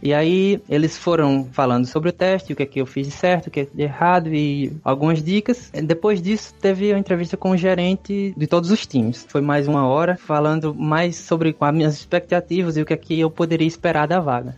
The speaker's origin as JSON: {"language": "Portuguese", "town": "Cajazeiras", "region": "Paraíba", "country": "Brazil", "tie": "born or raised there", "also_born_or_lived": "Campina Grande, Brazil", "moved": "as an adult", "lives_now": "Malta", "said": "Eu sou de uma cidade chamada Cajazeiras, no interior da Paraíba, já próximo à divisa do Ceará. Uma cidade pequena, tem uns 60 mil habitantes. Eu passei lá a maior parte da minha vida."}